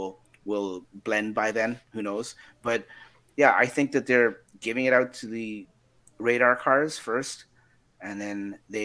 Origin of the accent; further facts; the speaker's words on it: Canada; we are Canadians, eh?